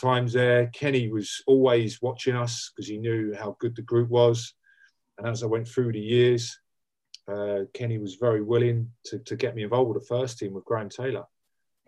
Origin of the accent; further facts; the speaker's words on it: Wembley, London, United Kingdom; also born or lived in Harrow; where I come from. I'm from Harrow, or Wembley, born in Wembley